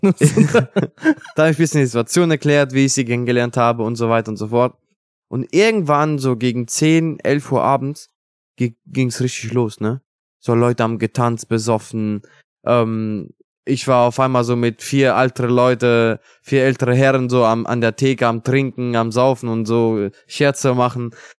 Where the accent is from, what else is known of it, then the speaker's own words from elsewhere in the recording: Italy; German is a second language; now in Germany; bei uns in Italien